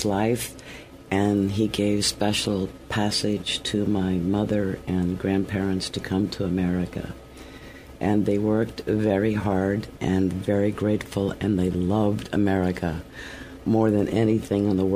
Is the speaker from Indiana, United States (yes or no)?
yes; Indianapolis, Indiana, United States; now in New York, United States; I grew up in Indianapolis, Indiana